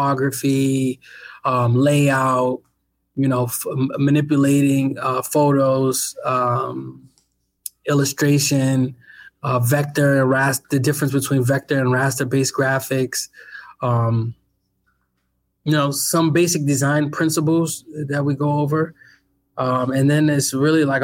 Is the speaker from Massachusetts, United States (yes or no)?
yes; Boston, Massachusetts, United States; moved away as an adult; now in Pennsylvania, United States; I'm from Mission Hill, Mission Park area of Roxbury. I had a fantastic upbringing there in inner city Boston